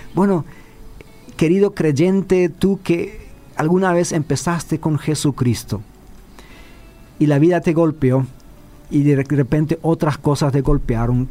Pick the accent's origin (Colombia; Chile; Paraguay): Paraguay; Chaco; a los que somos chaqueños